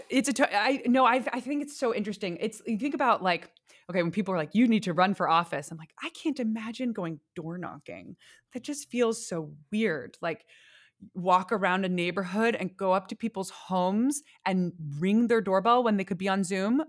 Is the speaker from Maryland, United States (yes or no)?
no; San Francisco, California, United States; when I was growing up in San Francisco